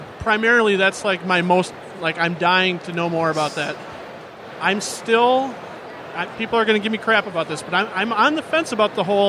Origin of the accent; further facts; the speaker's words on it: Minnesota, United States; I'm from Minnesota.